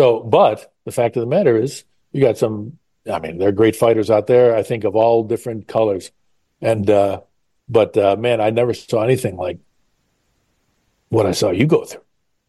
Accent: Chicago, Illinois, United States; There was some interesting times growing up in the South Side regions.

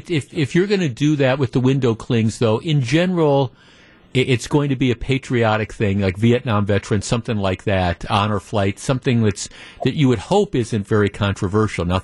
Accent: Wisconsin, United States; now in Dallas, United States; No one here in Dallas can figure it out. People know I'm from Wisconsin.

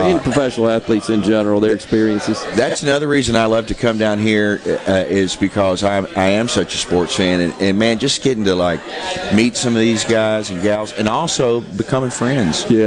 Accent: Nashville, Tennessee, United States; I'm a Southern boy. I was born and raised in Nashville, Tennessee

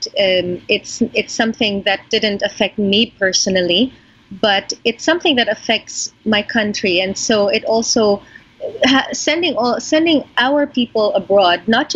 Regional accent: Philippines; as a Filipino

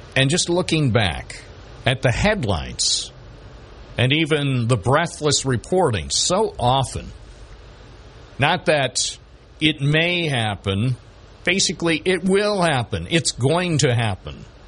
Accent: Binghamton, New York, United States; the place where I was born here in Binghamton, New York

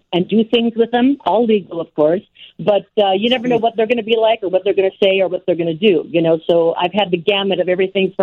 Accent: Los Angeles, California, United States; I'm from Los Angeles

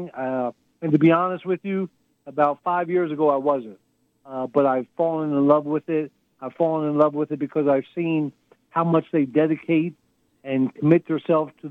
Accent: Texas, United States; my second home is really in Houston, Texas. But uh, so I'm a Texan, all right.

